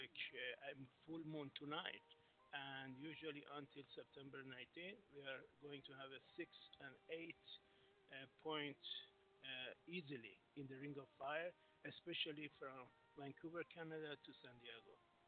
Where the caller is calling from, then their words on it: Singapore; Yeah, this is … from Singapore, my dear.